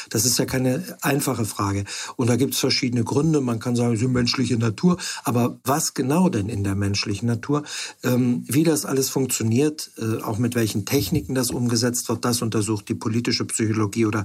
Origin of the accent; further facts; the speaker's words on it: Freiburg, Baden-Württemberg, Germany; also born or lived in Hamburg; now in Stendal, Germany; Ich bin in Freiburg aufgewachsen, habe an verschiedenen Orten studiert, lange in Hamburg gelebt und jetzt seit zehn Jahren in Stendal.